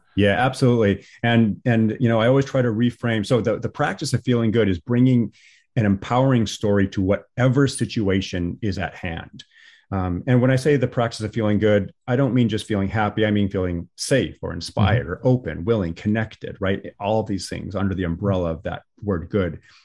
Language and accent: English; Washington, United States; I'm from Washington State.